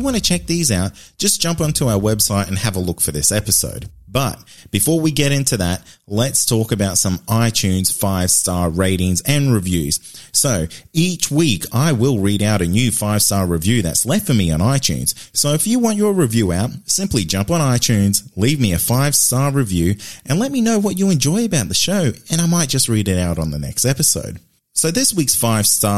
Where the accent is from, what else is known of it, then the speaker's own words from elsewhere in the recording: Queensland, Australia; my home state of Queensland